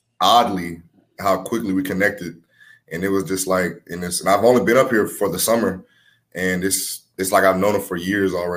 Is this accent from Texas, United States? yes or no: yes; Houston, Texas, United States; also born or lived in New Orleans, Louisiana; my hometown is Houston. So me being from Houston